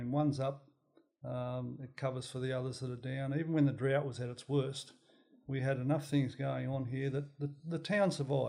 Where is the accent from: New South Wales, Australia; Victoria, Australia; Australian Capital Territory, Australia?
New South Wales, Australia; also born or lived in Tenterfield / Pittsworth / Maroochydore; All right, I was born in Tenterfield, which really is part of Queensland, New South Wales. Just think they own it, and we moved throughout country New South Wales for a number of years, then up to Pittsworth in Queensland, and I finished my high school in Maroochydore.